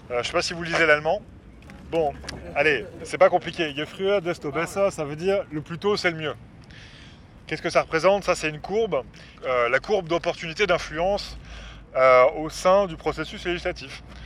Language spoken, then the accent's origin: French; France; moved away as an adult; now in Brussels, Belgium; je suis français d'origine, ça fait 10 ans que je vis ici.